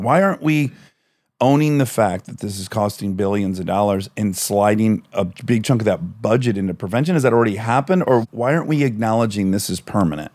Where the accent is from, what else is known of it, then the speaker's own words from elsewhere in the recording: Michigan, United States; I'm from Michigan